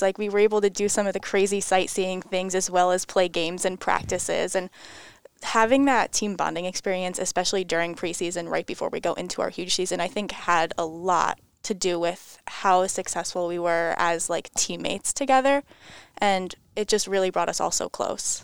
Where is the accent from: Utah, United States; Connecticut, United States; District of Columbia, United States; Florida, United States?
Connecticut, United States; Enfield; I'm from about an hour north up in Enfield, Connecticut. I went to Enfield High School